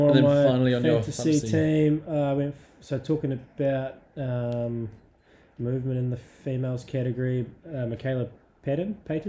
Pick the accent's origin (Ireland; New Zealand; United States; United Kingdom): United Kingdom; Scotland; being a Scottish chick and it's raining, makes a bit of sense.